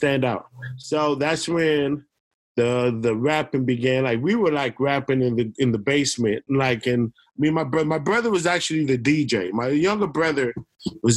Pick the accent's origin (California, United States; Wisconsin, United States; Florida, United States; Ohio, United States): California, United States; Oakland; accent: East Coast; Three boys who grew up in the Bay Area, all through the Bay Area, like, the majority of our time, our earliest roots were in Oakland, East Oakland